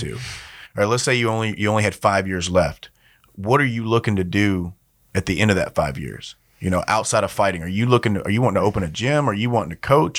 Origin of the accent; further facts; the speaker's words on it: Louisiana, United States; I grew up in Louisiana